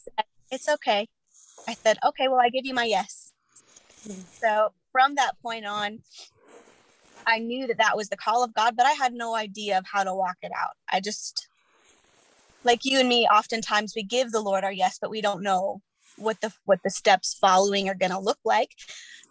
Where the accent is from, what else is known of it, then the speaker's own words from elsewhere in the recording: Chandler, Arizona, United States; moved away; I'm initially from Chandler, Arizona